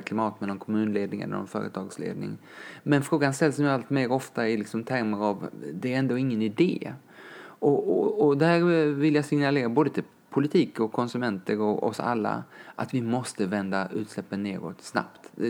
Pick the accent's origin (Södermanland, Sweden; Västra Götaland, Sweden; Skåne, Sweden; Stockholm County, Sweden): Skåne, Sweden; Lund; moved away; also born or lived in Kenya; jag är uppväxt i Lund med min mamma